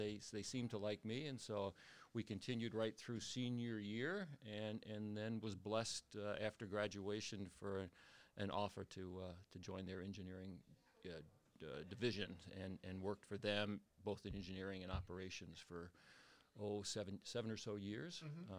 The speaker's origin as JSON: {"language": "English", "region": "New Jersey", "country": "United States", "tie": "born or raised there", "moved": "as an adult", "lives_now": "New Hampshire, United States", "said": "I was raised in New Jersey, and I went to Rutgers College of Engineering"}